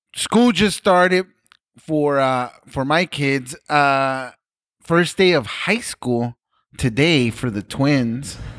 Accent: Los Angeles, California, United States; I grew up in Pacoima

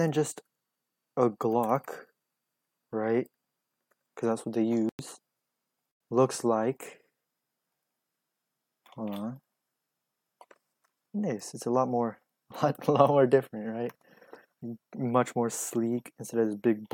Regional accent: the South, United States; I'm from the South, too, but, like, my area is pretty diverse

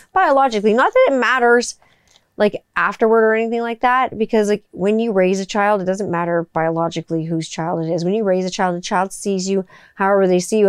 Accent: West Mountain, Ontario, Canada; That's where I grew up in West Mountain

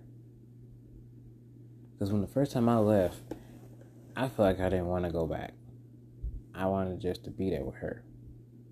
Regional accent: Alabama, United States; also born or lived in North Carolina; back to my home state, Alabama

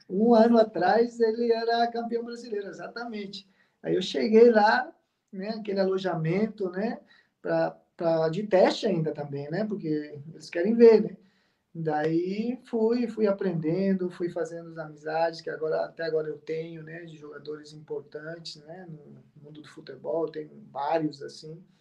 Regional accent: Cuiabá, Mato Grosso, Brazil; Sim, eu cresci, cresci aqui, cresci aqui, cresci em Cuiabá

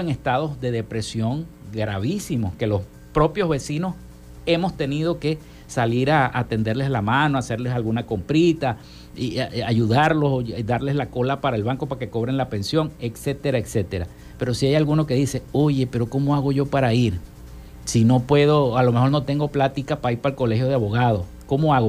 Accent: Zulia, Venezuela; estamos viviendo los zulianos

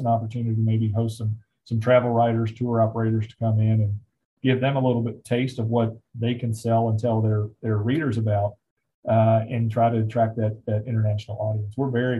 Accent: Covington, Kentucky, United States; get up to Covington, my hometown

